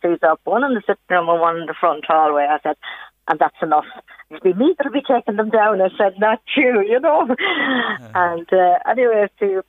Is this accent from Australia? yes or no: no; Mayo, Connacht, Ireland; moved away; Myself and my husband's originally yeah. from Mayo.